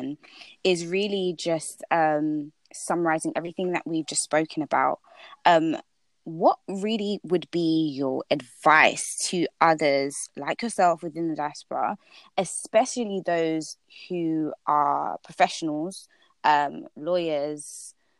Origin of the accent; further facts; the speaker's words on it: Ghana; now in United Kingdom; I'm from Ghana